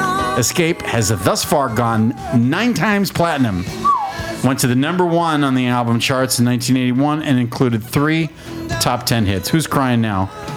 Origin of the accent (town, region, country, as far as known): New Mexico, United States